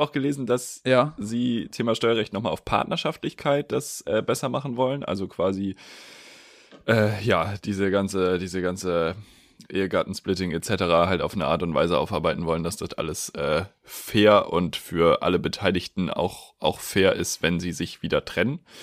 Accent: Schleswig-Holstein, Germany; in Schleswig-Holstein gibt es einen, weil das ist ungefähr da, wo ich herkomme

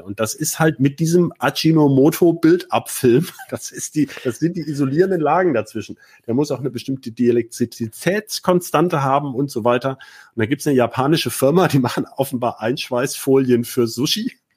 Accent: Hanover, Lower Saxony, Germany; als Hannoveraner

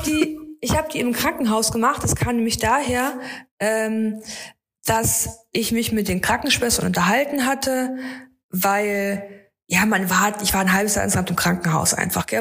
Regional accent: Erfurt, Thuringia, Germany; ich liebe meine Heimatstadt, ich bin total gerne in Erfurt

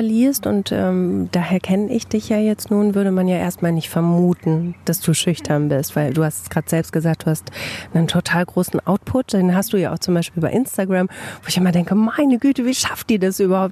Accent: Bielefeld, North Rhine-Westphalia, Germany

